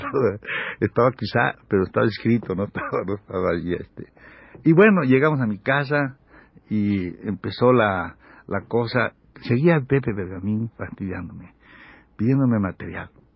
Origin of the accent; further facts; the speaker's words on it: Mexico; yo soy un mexicano